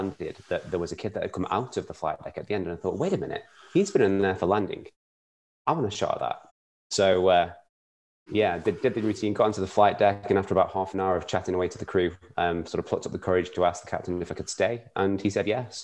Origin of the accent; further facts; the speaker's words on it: Stoke-on-Trent, West Midlands, United Kingdom; moved away as an adult; now in Glasgow, United Kingdom; a local go-karting center in my hometown of Stoke-on-Trent